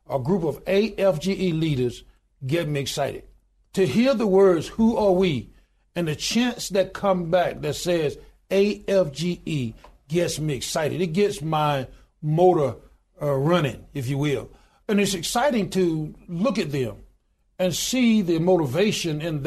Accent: Goodwater, Alabama, United States; I was born in a little small town in Goodwater, Alabama, population 1,292 today

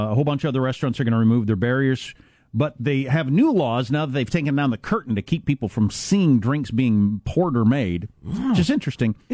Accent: California, United States; moved away as an adult; now in Utah, United States; I moved to Utah five years ago. I'm originally from California. I thought the whole Zion curtain thing was a joke when I first moved here, but I found out it was real.

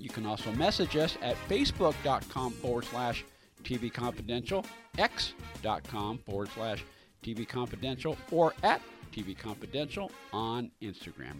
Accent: San Francisco, California, United States; moved away as an adult; now in Los Angeles, United States; I grew up in San Francisco, so I grew up on the other side of the rivalry

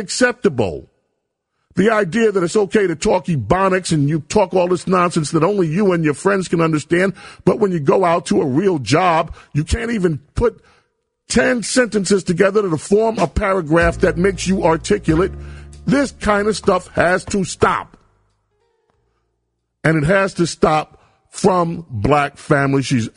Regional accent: New York City, New York, United States; I grew up in South Jamaica.

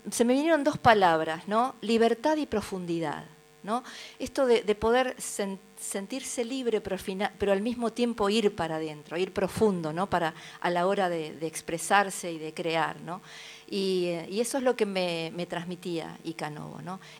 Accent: Buenos Aires, Argentina; also born or lived in San Miguel; Yo siempre digo que soy nacida acá en Capital Federal, en Buenos Aires, pero soy hija de criollos.

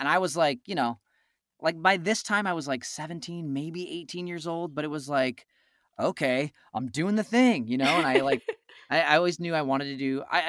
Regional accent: Pinole, California, United States; I grew up in Northern California, so I grew up in the East Bay area, like 20 miles east of San Francisco in a little city called Pinole.

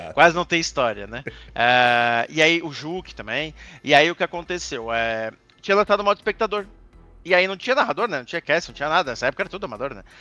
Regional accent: Santa Catarina, Brazil; also born or lived in Rio Grande do Sul; Eu nasci no Rio Grande do Sul, mas eu sempre morei em Santa Catarina, então me considero né, praticamente catarinense do que gaúcho

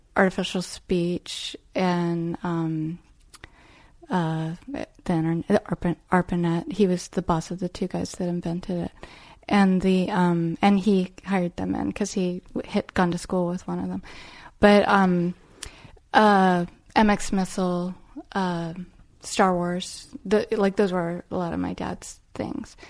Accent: Arlington, Virginia, United States; I grew up in Arlington, Virginia

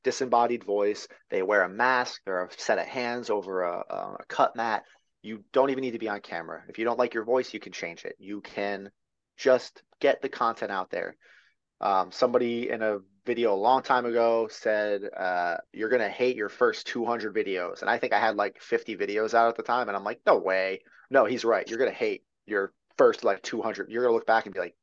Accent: near Long Beach Island, New Jersey, United States; now in North Carolina, United States; I grew up near Long Beach Island

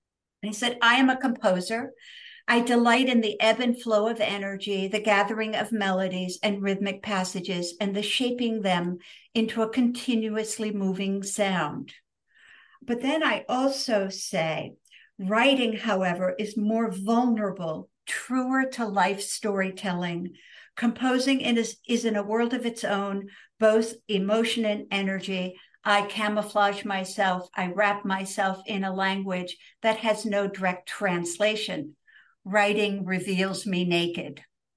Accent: New York, United States; also born or lived in Pittsburgh, Pennsylvania / Sweden / Istanbul, Turkey; I grew up somewhat in the United States, so in upstate New York and also in Pittsburgh, but I lived abroad many years. So I lived in Sweden for 3 years. I lived in Istanbul, Turkey for 3 yea

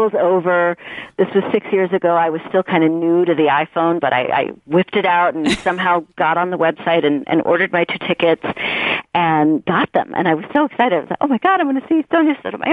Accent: New York, United States; now in Los Angeles, United States; I'm originally from New York. And I'm Puerto Rican and I'm from the Bronx

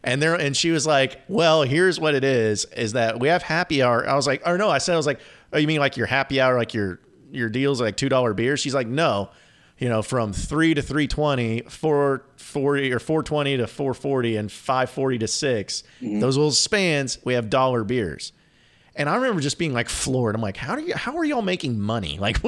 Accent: Fayetteville, Arkansas, United States; Well, and it was funny because I'm from Fayetteville and I grew up in Fayetteville, and I remember I think the first JJ's was in Rogers, maybe.

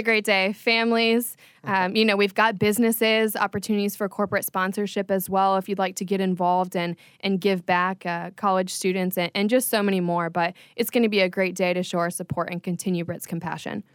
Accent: Palm Beach Gardens, Florida, United States; I was born and raised in Palm Beach Gardens

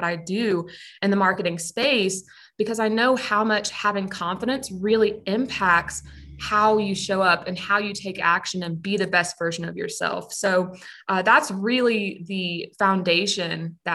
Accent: Pensacola, Florida, United States; moved away; I'm originally from Pensacola, Florida. And growing up, I attended a private school

